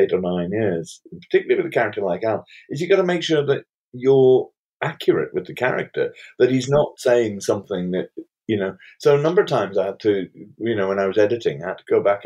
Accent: Cullercoats, North East England, United Kingdom; Colourcoats, which is where I grew up

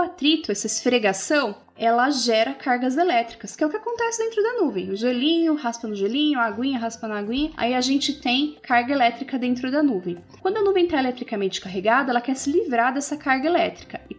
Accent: Curitiba, Paraná, Brazil; tenho 8 anos, eu sou de Curitiba

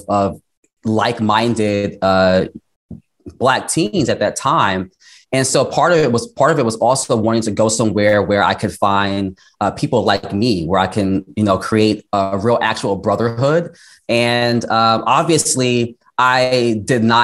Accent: New York, United States; we're from New York.

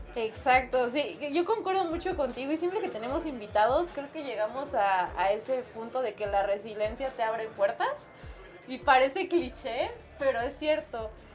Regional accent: Mexico; tenemos mucho como mexicanos

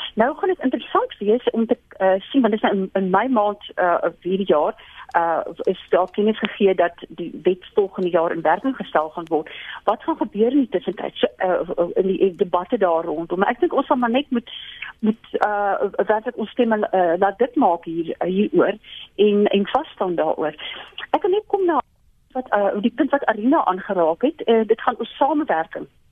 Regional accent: South Africa; ons as Suid-Afrikaners

